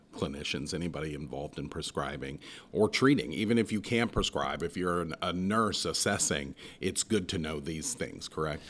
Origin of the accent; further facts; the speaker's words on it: Southwest Ohio, United States; moved away; I come from Southwest Ohio